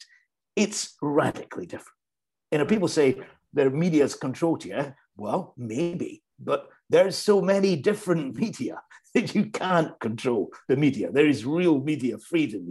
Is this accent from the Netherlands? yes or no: no; United Kingdom; now in Ukraine; I speak as a British citizen